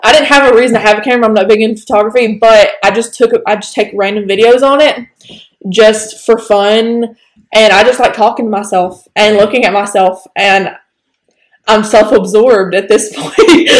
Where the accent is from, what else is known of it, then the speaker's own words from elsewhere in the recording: Northeast Alabama, United States; accent: southern; we're from Northeast Alabama